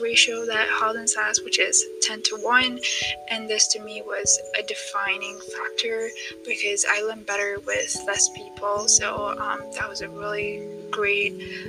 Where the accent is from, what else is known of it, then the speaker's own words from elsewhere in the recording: Ethiopia; now in Tanzania; I'm originally from Ethiopia, but I've been living in Tanzania for 6 years now.